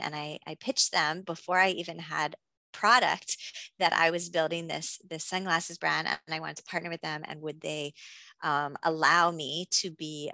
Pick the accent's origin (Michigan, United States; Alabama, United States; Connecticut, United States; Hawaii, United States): Hawaii, United States; moved away as an adult; also born or lived in California; I'm from Hawaii. I'm mixed race.